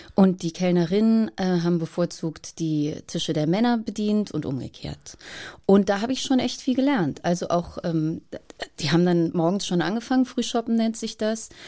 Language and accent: German; Boppard, Rhineland-Palatinate, Germany; in einem kleinen Souvenirgeschäft in Boppard am Rhein wo ich aufgewachsen bin